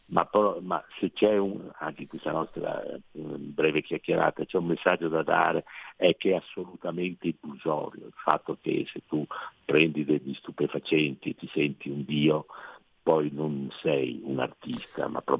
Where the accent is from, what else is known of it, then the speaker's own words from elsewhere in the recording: Venice, Veneto, Italy; io sono veneziano